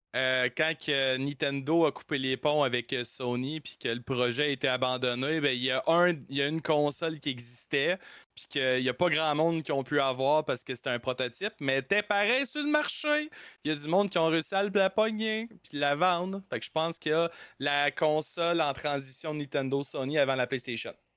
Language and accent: French; Quebec, Canada; on est québécois